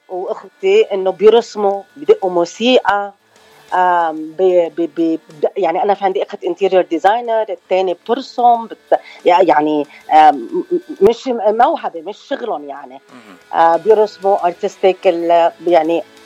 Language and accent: Arabic; Choueifat, Mount Lebanon, Lebanon; also born or lived in Los Angeles, California / Venezuela; now in Arizona, United States; انا من لبنان من شويفات تحديدا